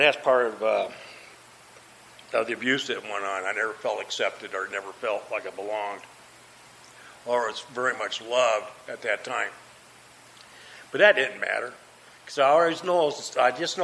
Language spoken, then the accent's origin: English; Des Moines, Iowa, United States; moved away; I grew up in Des Moines, Iowa. That's where I was raised, and that's where I grew up